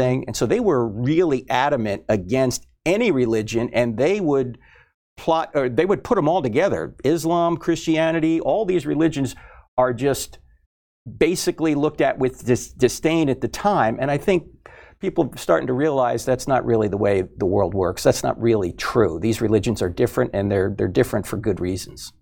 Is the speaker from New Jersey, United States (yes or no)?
yes; New Jersey, United States; I was brought up in New Jersey, so I was Catholic